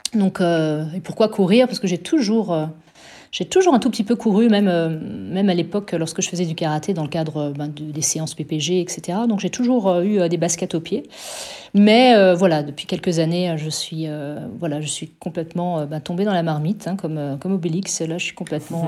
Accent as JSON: {"language": "French", "town": "Strasbourg", "region": "Grand Est", "country": "France", "tie": "born or raised there", "said": "moi je suis une alsacienne à 100%. Je suis née à Strasbourg. Je n'ai jamais quitté, jamais quitté l'Alsace"}